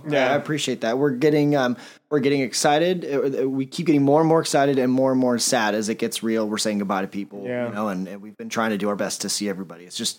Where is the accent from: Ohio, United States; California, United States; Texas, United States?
California, United States; Southern; moved away as an adult; now in Missouri, United States; I'm born and bred in Southern California. Those are my roots.